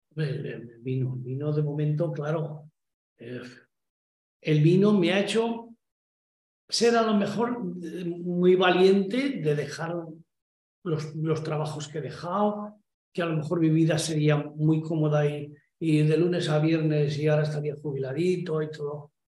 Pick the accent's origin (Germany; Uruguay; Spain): Spain; Badarán, La Rioja; moved away; also born or lived in Barcelona; mi pueblo